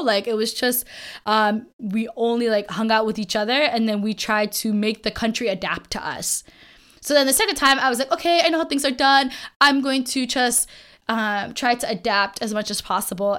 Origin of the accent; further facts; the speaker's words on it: United States; I was born in America